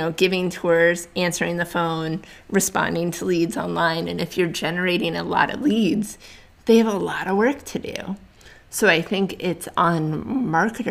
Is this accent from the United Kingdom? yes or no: no; New England, United States; moved away; I'm originally from New England, so I'm an East Coast girl